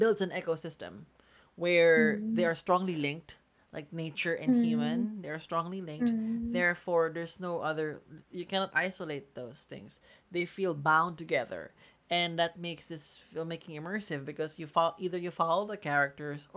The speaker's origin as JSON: {"language": "English", "country": "Philippines", "said": "we're Filipino"}